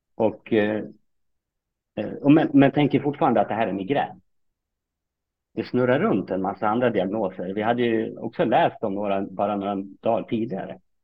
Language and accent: Swedish; Fagersta, Västmanland, Sweden; moved away as an adult; also born or lived in Kalmar / Uppsala; jag är uppfostrad och uppväxt i Fagersta